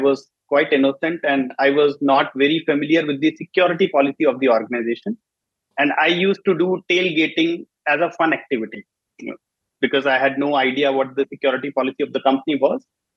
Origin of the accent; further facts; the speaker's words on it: Faridabad, Haryana, India; I'm from Faridabad in India